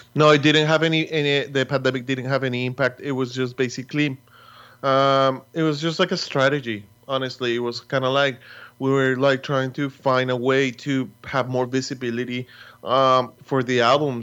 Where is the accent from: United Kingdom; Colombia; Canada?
Colombia; Bogotá; moved away as an adult; also born or lived in Boston; now in New York, United States; we come from a city, we come from Bogota, city that you can walk